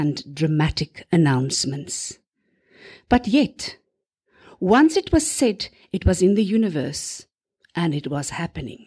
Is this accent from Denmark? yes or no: no; South Africa; I'm from South Africa. I was a teacher there too